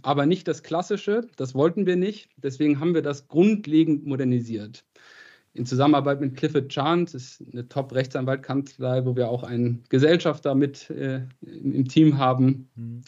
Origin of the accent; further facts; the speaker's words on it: Krefeld, North Rhine-Westphalia, Germany; moved away; also born or lived in Boston / Oxford / Madrid; Ich komme aus Krefeld, äh, bin Geschäftsführer